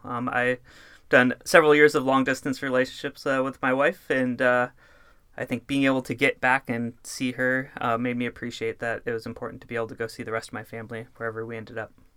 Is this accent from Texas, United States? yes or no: no; Northern California, United States; I grew up in Northern California